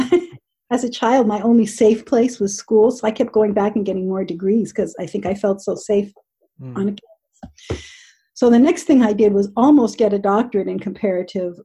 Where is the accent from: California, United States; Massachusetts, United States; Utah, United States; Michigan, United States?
California, United States; Southern; I grew up in Southern California in the United States